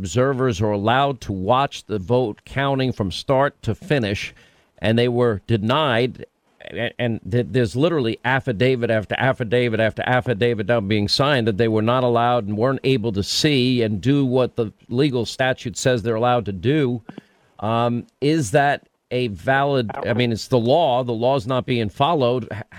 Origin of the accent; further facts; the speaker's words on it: New York, United States; I'm from New York